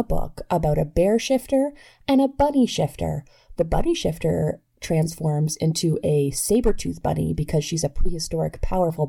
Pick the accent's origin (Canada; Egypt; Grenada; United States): Canada; I am Canadian and it is a supply teacher